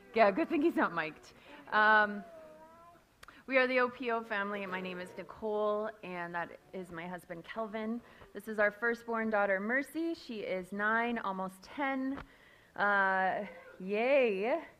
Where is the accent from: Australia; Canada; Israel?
Canada; Castlegar, British Columbia; moved away as an adult; now in Kenya; I grew up in Castlegar myself, but I have been in Africa almost as long as I grew up in Castlegar